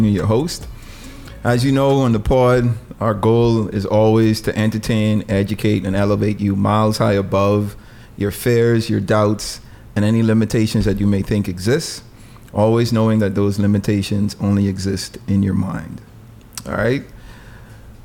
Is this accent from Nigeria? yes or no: no; Bahamas; we real Bahamians